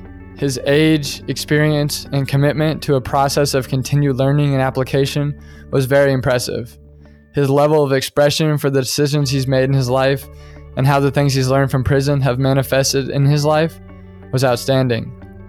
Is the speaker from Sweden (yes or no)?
no; Topeka, Kansas, United States; my hometown of Topeka